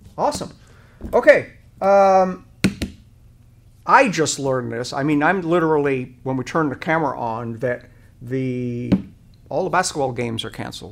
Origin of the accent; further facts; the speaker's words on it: Rhode Island, United States; moved away; I grew up in a small town in, uh, Rhode Island